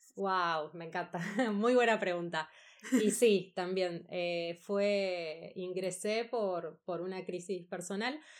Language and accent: Spanish; Buenos Aires, Argentina; also born or lived in Spain; Soy de Argentina, de Buenos Aires.